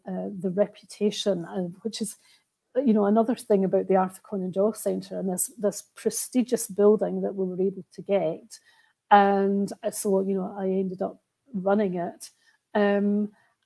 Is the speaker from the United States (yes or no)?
no; Roslin, Scotland, United Kingdom; also born or lived in Edinburgh; I'm from Roslyn and used to play in the famous chapel at lunchtime from school, from primary school.